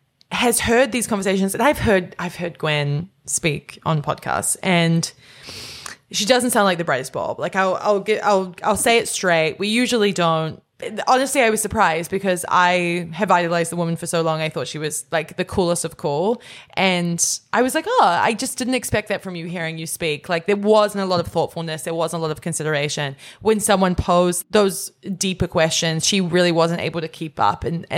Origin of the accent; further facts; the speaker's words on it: Canada; I'm Canadian, but I just don't think it crosses over that way.